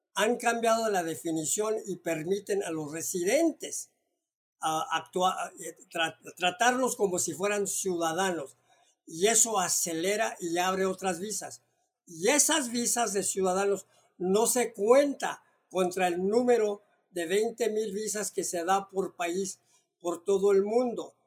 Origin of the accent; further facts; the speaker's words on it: Mexico; now in United States; como mexicano que tengo la doble nacionalidad